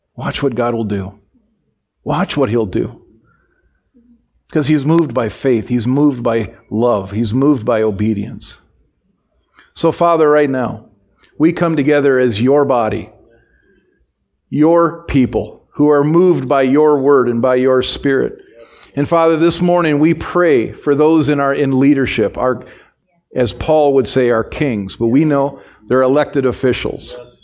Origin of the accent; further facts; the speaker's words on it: United States; as an American